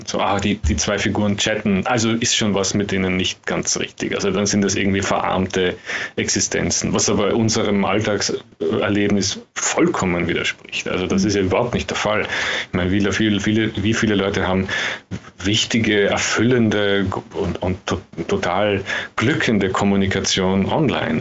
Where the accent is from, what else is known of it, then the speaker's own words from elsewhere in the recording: Austria; als Österreicher